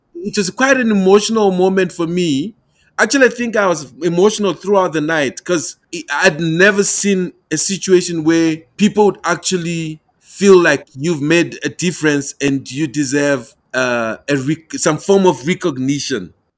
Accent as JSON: {"language": "English", "country": "Malawi", "moved": "yes", "lives_now": "Pretoria, South Africa", "said": "I'm joining you from the beautiful country of South Africa, but I'm originally from Malawi."}